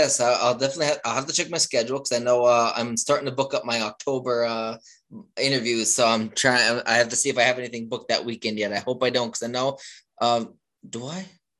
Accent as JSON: {"language": "English", "region": "Pennsylvania", "country": "United States", "tie": "born or raised there", "moved": "yes", "lives_now": "Maryland, United States", "said": "That's like an hour from where I grew up in Pennsylvania, where I visit usually every weekend."}